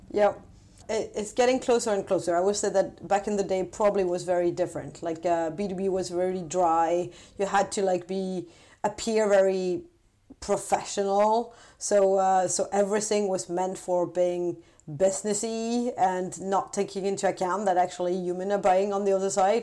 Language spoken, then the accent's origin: English; France; also born or lived in London / Paris / San Francisco; now in Stockholm, Sweden; I'm originally from France